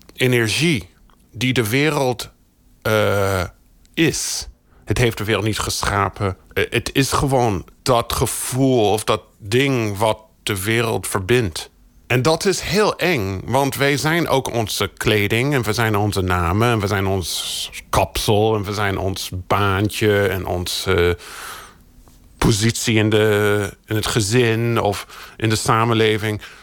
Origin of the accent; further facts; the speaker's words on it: United States; moved away; also born or lived in Brazil; Ik ben in de Verenigde Staten opgegroeid